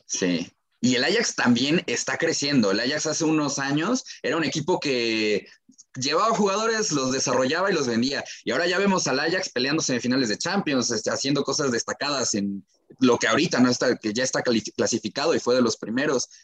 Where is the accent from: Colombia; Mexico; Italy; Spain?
Mexico; como aficionados mexicanos